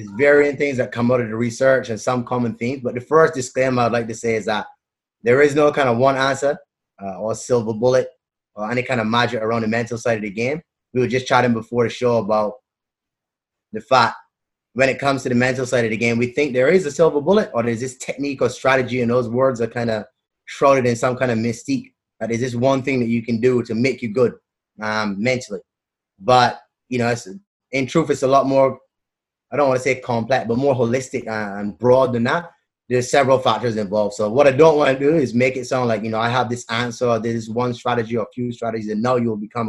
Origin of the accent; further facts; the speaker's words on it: Barbados; moved away as an adult; now in Australia; I grew up in the Caribbean in Barbados, did all my schooling and everything over there